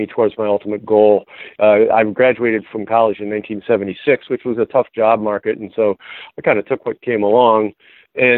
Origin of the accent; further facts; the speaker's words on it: Ohio, United States; moved away as an adult; my home state of Ohio